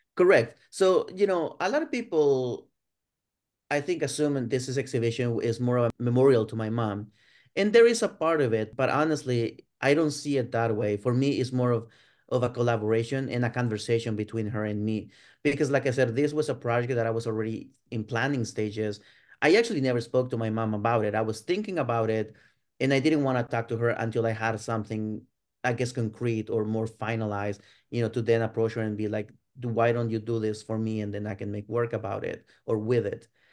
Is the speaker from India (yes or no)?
no; Ciudad Juárez, Chihuahua, Mexico; moved away as an adult; now in United States; I was born and raised in Ciudad Juarez, uh, which is on the border with El Paso, Texas, in the Mexican side